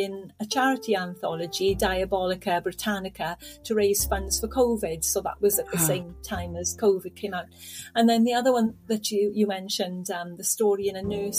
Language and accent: English; South Wales Valleys, United Kingdom; because I came originally from South Wales Valleys, where coal mining was, you know, the employment, really, when I was a child.